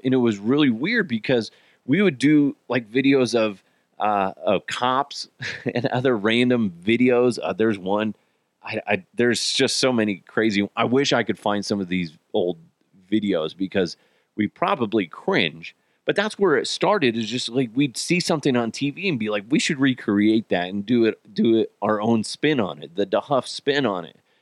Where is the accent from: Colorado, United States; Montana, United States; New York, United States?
Colorado, United States; Broomfield; also born or lived in Arizona; the majority of my childhood was in the great city of Broomfield, Colorado